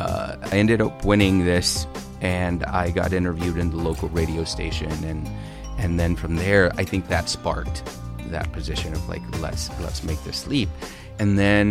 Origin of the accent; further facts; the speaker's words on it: Holland, Michigan, United States; moved away as an adult; also born or lived in Texas / Los Angeles; I'm originally from Michigan. I was born in Texas, lived there for a couple years, but then most of my childhood and adolescence was spent in Michigan